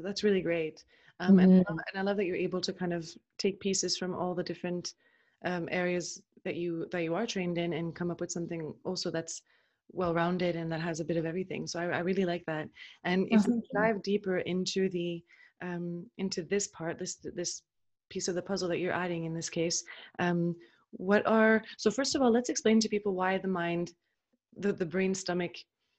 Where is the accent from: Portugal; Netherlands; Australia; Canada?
Canada; fellow Canadian.